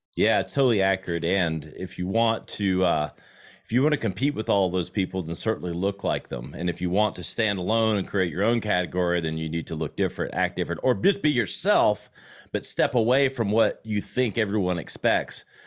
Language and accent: English; South Carolina, United States; accent: Southern; I grew up in South Carolina